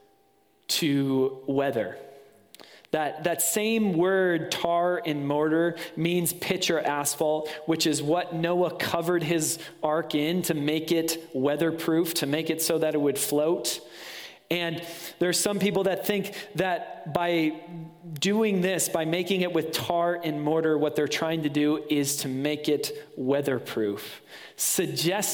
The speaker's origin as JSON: {"language": "English", "region": "West Michigan", "country": "United States", "tie": "born or raised there", "moved": "yes", "said": "Being from West Michigan, there's Zondervan"}